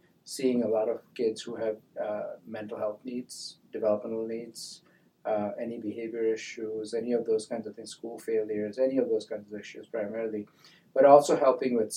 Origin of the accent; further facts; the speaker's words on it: India; now in United States; being in a Indian school